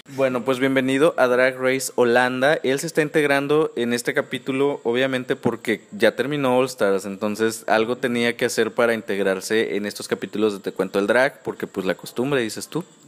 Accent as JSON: {"language": "Spanish", "country": "Mexico", "said": "yo que soy mexicano"}